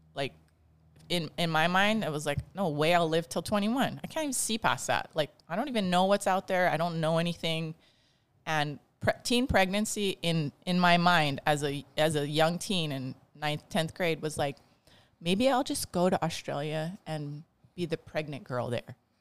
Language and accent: English; Bridgewood, Kauai, Hawaii, United States; I grew up in Bridgewood, and growing up in Bridgewood back, you know, a long time ago, I'm forty-two now, I was five when I lived there